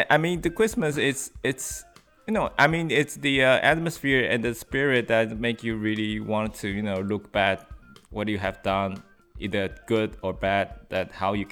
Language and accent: English; New York, United States; because I came from New York